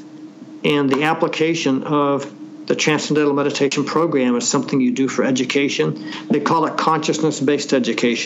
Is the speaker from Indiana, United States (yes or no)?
no; Anaheim, California, United States; also born or lived in Oakland, California; As a youngster, we moved down to Anaheim, California